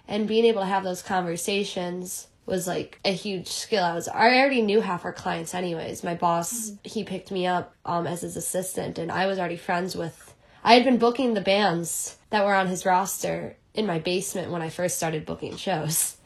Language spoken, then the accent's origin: English; Chicago, Illinois, United States; now in New York, United States; I'm originally from Chicago. I live in New York now